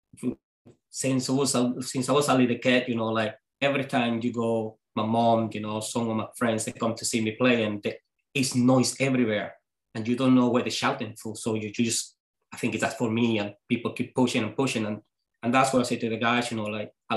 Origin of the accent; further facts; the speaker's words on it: Venezuela; English is a second language; moved away as an adult; now in Scotland; I'm coming from Venezuela.